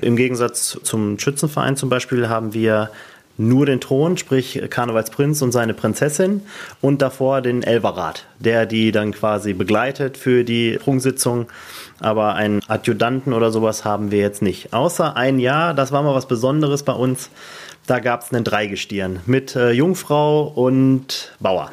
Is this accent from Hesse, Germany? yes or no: no; Barntrup, North Rhine-Westphalia, Germany; hier bei uns in Alverdissen